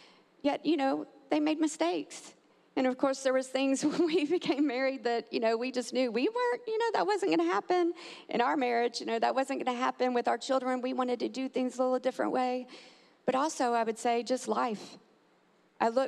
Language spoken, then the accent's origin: English; Texas, United States; now in Tampa, United States; I'm actually from Texas